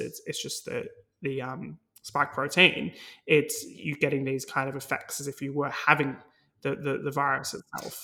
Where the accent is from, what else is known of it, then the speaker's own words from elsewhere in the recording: Australia; now in United Kingdom; my home country, Australia